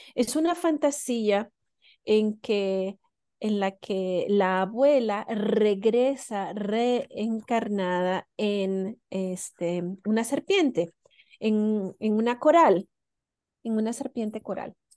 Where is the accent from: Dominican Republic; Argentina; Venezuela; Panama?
Venezuela; moved away as an adult; now in New Zealand; yo crecí en Venezuela